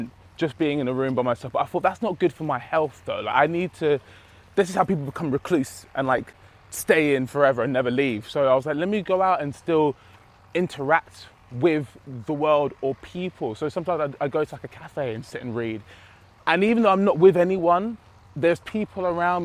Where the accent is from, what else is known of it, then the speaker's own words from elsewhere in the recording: Romford, London, United Kingdom; now in Manchester, United Kingdom; I come from Romford, so we have our little parks and stuff